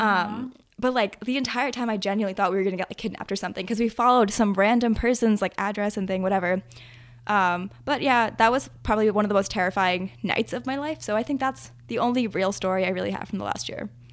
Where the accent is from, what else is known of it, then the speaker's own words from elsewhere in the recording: New Jersey, United States; where I grew up in Jersey, we also have a really, really close knit group of family friends.